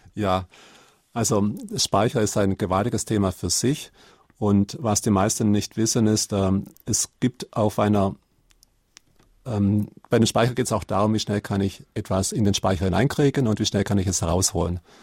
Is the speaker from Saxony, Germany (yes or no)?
no; Karlsruhe, Baden-Württemberg, Germany; wo ich herkomme, Karlsruhe